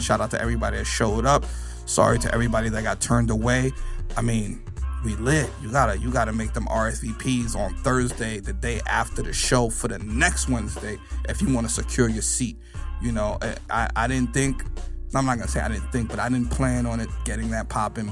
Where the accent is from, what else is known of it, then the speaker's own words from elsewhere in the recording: New York City, New York, United States; I'm from the Bronx